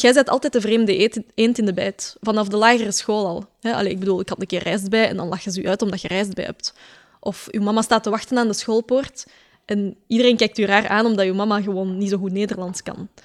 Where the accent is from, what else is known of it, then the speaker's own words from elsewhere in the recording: Westmalle, Flanders, Belgium; ik kom van de Kempen, hè, dus het is daar echt extreem wit eigenlijk, de samenleving. Eh, toen ik op school zat in Westmal, in Sint-Jan